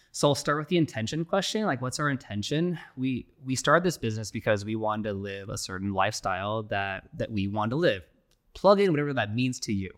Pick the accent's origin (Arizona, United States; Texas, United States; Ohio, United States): Arizona, United States; Phoenix; we're born and raised in Phoenix here.